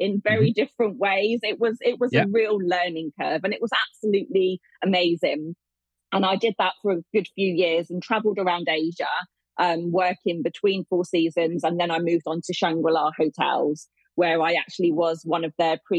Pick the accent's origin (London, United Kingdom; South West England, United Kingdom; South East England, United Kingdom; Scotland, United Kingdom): South East England, United Kingdom; Hampshire; I live in Hampshire.